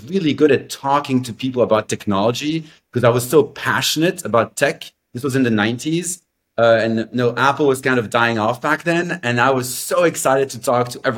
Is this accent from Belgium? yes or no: yes; Belgium; I grew up in Belgium. So I'm French-speaking, Belgian-American.